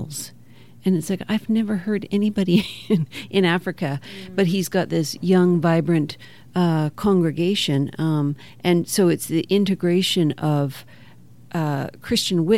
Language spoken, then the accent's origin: English; Canada; moved away; also born or lived in Kenya; as a Canadian